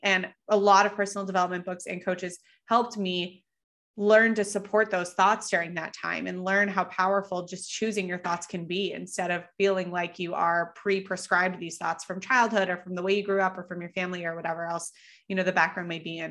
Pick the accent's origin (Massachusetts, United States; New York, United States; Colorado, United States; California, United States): Colorado, United States; moved away; I grew up in Colorado